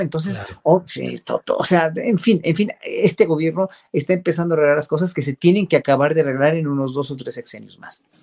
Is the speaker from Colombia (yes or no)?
no; Mexico